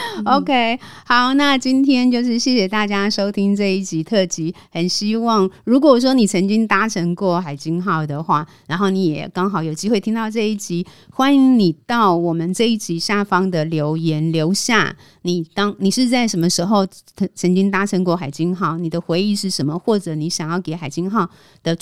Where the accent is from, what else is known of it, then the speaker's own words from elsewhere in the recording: Taiwan; 我对一个都市出生长大的孩子来说，这样的旅程是真的充满了感动。就是出到海上，回望整个台湾那样的经验